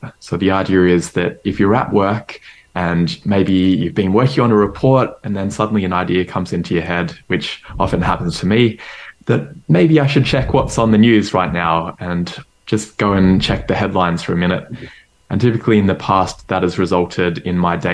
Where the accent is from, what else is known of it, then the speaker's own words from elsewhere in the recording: Melbourne, Victoria, Australia; I grew up in Melbourne, Australia